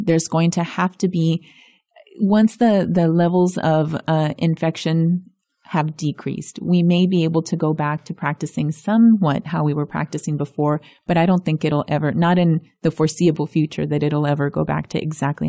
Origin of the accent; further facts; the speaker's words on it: Zapata, Texas, United States; first language es; English is a second language; I grew up in a little Spanish-speaking cocoon in South Texas. So yes, both my parents spoke Spanish predominantly, so Spanish was my first language.